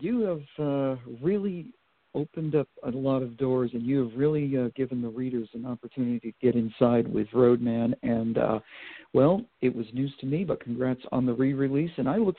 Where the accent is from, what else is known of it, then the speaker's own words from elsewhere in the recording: New England, United States; moved away; also born or lived in York, Pennsylvania; I'm from New England originally.